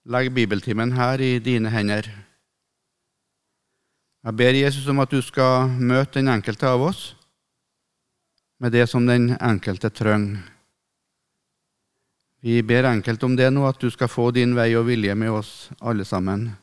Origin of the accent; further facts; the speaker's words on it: Melhus, Trøndelag, Norway; når jeg var guttunge hjemme på Rødde, der jeg vokste opp, i Melhus i Trøndelag